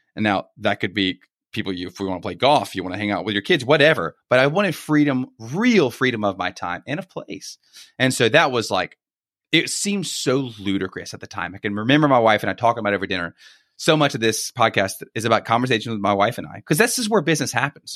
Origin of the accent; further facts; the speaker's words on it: Baton Rouge, Louisiana, United States; moved away as an adult; now in Greenville, United States; born and raised in Baton Rouge